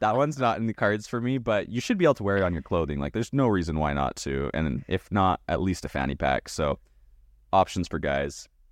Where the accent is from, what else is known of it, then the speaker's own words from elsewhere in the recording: Canada; now in Idaho, United States; Here in America, I live in the great state of Idaho, but yes, I was born in Canada.